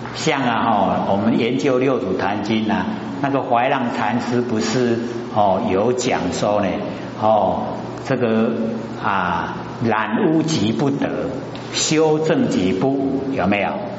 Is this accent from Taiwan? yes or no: yes; Taiwan; 我们台湾话